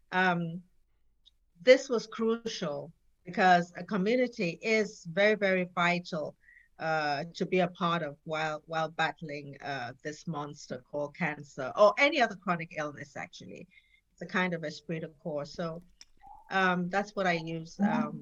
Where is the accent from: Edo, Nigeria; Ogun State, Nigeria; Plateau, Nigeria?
Plateau, Nigeria; Jos; also born or lived in England / France; Yes, I was born in Nigeria, the northern part of Nigeria, Jos. Um, my parents were diplomats. Um, I traveled a lot with them. I, I schooled in Nigeria uh, as well as England